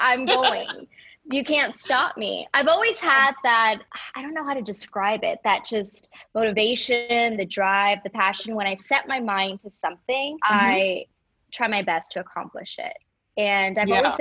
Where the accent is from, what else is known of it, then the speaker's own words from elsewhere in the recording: Houston, Texas, United States; also born or lived in Monterrey, Mexico / Cypress, Texas; My mom packed her bags and we moved to Houston, Texas. And I was raised here in Houston. We moved to Cypress when I was very young